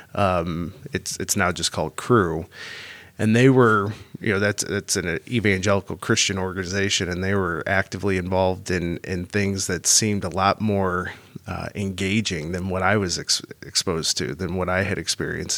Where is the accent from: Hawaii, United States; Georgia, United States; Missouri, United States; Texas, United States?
Missouri, United States; St. Louis; I was raised Catholic here in Saint Louis